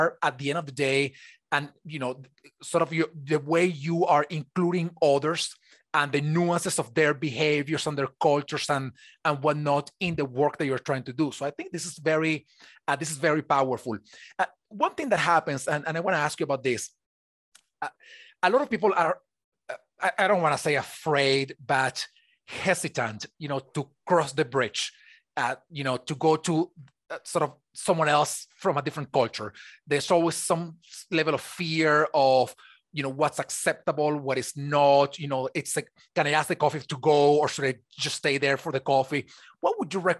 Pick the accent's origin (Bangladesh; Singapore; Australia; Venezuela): Venezuela; now in United States; I was born in Venezuela